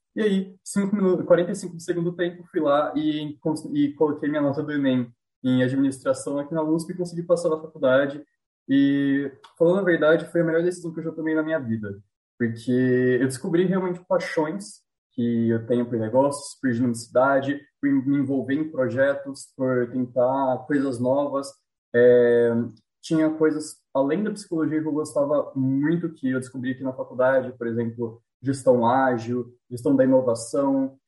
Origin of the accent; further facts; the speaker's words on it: near the Minas Gerais border, interior of São Paulo, Brazil; eu sou de uma cidadezinha do interior aqui de São Paulo, é, divisa com Minas aqui